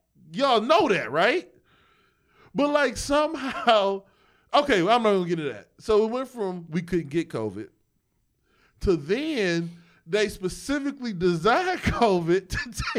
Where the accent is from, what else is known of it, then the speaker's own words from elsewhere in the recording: Houston, Texas, United States; I'm from Houston. I'm a different kind of black.